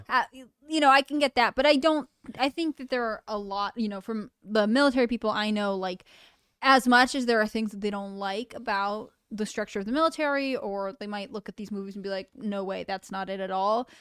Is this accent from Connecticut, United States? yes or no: yes; Connecticut, United States; I grew up in Connecticut